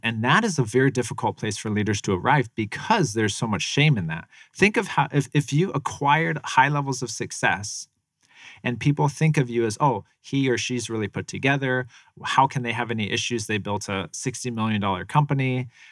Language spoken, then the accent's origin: English; Tempe, Arizona, United States; also born or lived in Phoenix, Arizona; I lived kind of in South Phoenix for a little bit, and then I moved over here, um, about a mile from Mac Six